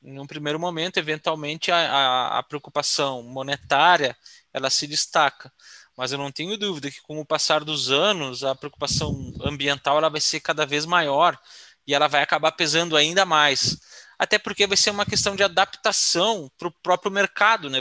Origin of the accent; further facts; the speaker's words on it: Rio Grande do Sul, Brazil; Eu sou do Rio Grande do Sul